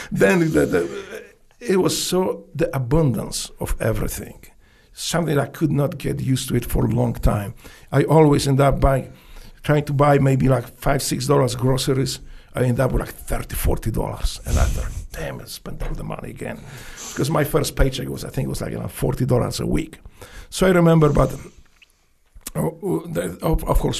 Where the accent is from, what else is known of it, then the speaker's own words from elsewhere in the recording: Poland; English is a second language; moved away as an adult; also born or lived in Memphis, United States; now in United States; I grew up in Poland.